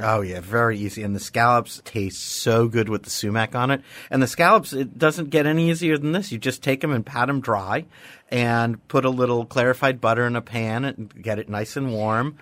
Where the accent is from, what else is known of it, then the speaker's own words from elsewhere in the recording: New York City, New York, United States; Growing up in New York City, we had a juniper bush in front of our house